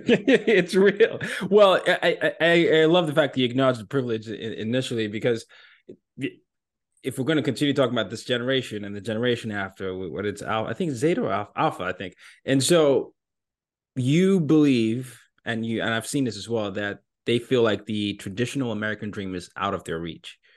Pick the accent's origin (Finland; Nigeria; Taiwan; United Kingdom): Nigeria; moved away as an adult; now in New York City, United States; my home country of Nigeria